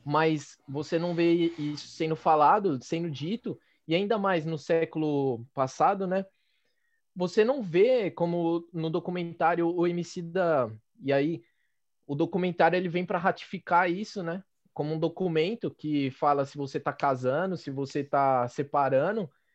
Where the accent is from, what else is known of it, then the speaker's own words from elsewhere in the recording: Penha, São Paulo, Brazil; eu sou da Penha, né? A minha mãe sempre disse que eu sou da Penha